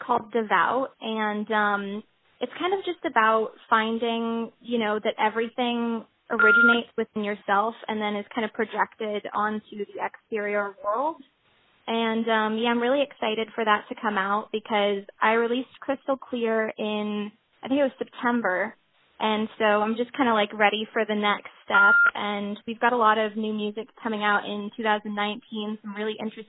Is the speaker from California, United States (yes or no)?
yes; San Francisco, California, United States; moved away; also born or lived in Argentina / Los Angeles; I was born in San Francisco, and I lived in the Bay Area for a while, and I was in the San Francisco Girls Chorus